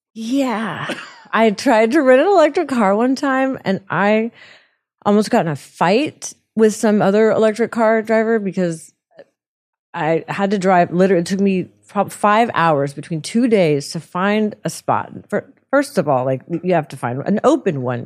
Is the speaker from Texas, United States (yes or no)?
yes; Houston, Texas, United States; I'm from Houston